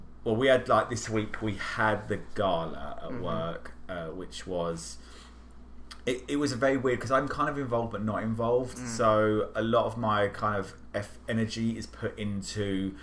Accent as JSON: {"language": "English", "country": "United Kingdom", "moved": "yes", "lives_now": "Washington, D.C., United States", "said": "I'm British, and as you probably don't know, is a lot of our stuff is really hard to come by over here."}